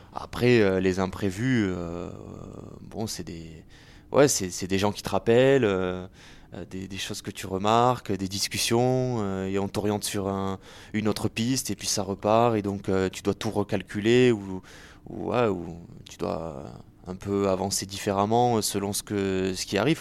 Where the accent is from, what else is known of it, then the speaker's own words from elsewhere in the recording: Béziers, Occitania, France; moved away; also born or lived in Paris; c'est une histoire avec laquelle j'ai grandi, puisque je suis né à Béziers en 1991